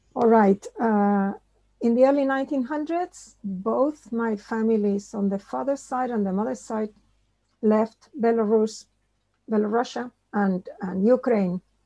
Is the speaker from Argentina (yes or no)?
yes; Buenos Aires, Argentina; moved away; also born or lived in New York; I grew up in Buenos Aires